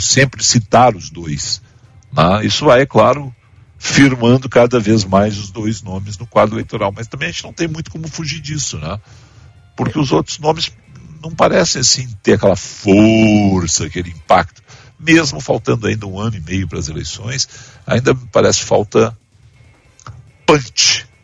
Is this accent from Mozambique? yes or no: no; Brazil; enquanto brasileiros